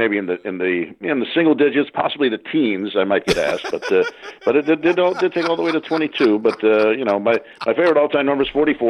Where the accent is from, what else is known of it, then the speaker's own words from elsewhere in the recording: Los Angeles, California, United States; also born or lived in Chicago, Illinois; I'm growing up in Los Angeles